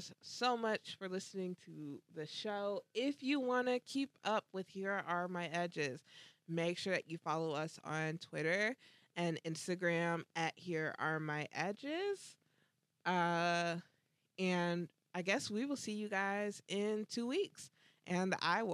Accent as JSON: {"language": "English", "town": "Orlando", "region": "Florida", "country": "United States", "said": "I'm from Orlando"}